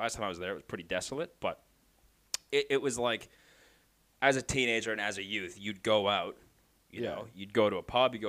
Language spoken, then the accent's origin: English; Montreal, Quebec, Canada; now in Sydney, Australia; I'm from Canada. I was born in Montreal, Canada.